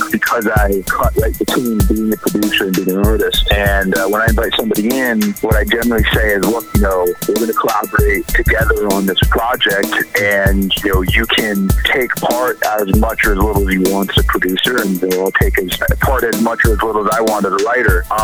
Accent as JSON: {"language": "English", "town": "Newton", "region": "Massachusetts", "country": "United States", "tie": "born or raised there", "also_born_or_lived": "New Hampshire"}